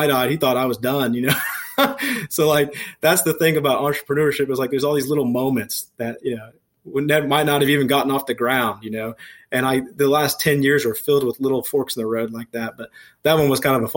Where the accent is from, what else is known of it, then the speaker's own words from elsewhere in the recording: Speedway, Indiana, United States; also born or lived in Eielson Air Force Base, Alaska; I grew up in Speedway on the west side of Indianapolis.